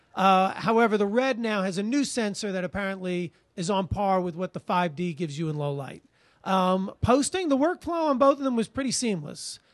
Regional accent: Long Island, New York, United States; now in New York City, United States; I'm a New Yorker from ninety, uh, you know, from Long Island, but I'm, I lived here since nineteen ninety

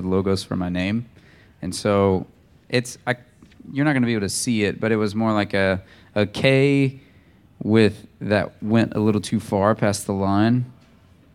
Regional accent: the South, United States; I come from the South

